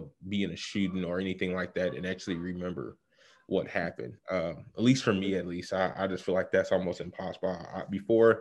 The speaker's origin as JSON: {"language": "English", "town": "Chicago", "region": "Illinois", "country": "United States", "said": "I'm from Chicago, south side of Chicago to be exact, Morgan Park"}